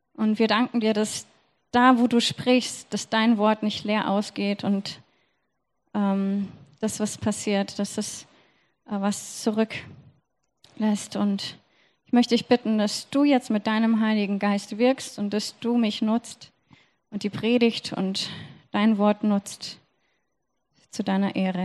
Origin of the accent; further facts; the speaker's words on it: Germany; ich bin Deutsche